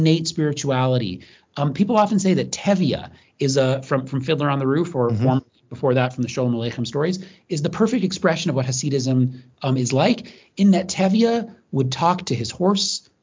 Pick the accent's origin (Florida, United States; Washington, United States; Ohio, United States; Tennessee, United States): Florida, United States; Tallahassee; now in Westchester, United States; where I grew up, being Jewish really made me stand out, really made me unique. As you said, I'm from Tallahassee, Florida